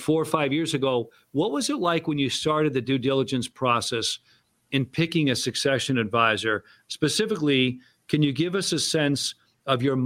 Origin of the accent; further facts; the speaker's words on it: Framingham, Massachusetts, United States; where I grew up in Framingham, Mass.